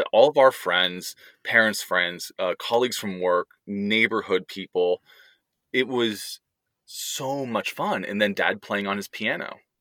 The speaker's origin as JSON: {"language": "English", "area": "outside San Francisco", "region": "California", "country": "United States", "tie": "born or raised there", "also_born_or_lived": "Texas", "moved": "as an adult", "lives_now": "Pittsburgh, United States", "said": "where we grew up outside San Francisco"}